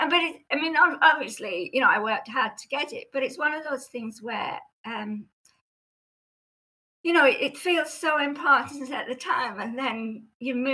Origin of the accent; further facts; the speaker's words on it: North West England, United Kingdom; non-touristy part of Cumbria, which is um, verges on the, the English Lake District, um, which partly accounts for my accent. However, it has mellowed a lot over the years.